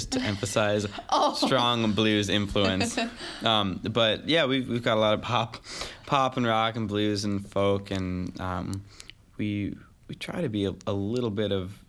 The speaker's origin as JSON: {"language": "English", "town": "Madison", "region": "Wisconsin", "country": "United States", "moved": "yes", "lives_now": "Nashville, United States", "said": "And I'm from Madison, Wisconsin, but I'm living in Nashville right now."}